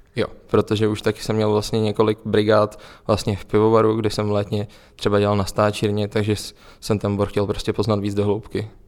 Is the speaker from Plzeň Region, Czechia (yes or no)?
yes; Plzeň, Plzeň Region, Czechia; Já vlastně pocházím z Plzně